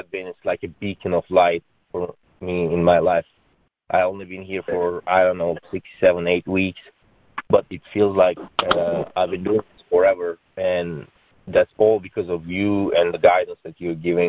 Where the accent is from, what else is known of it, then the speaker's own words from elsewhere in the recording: Turkey; moved away as an adult; I'm originally from Turkey. I came here about 12 years ago for getting my computer engineering degree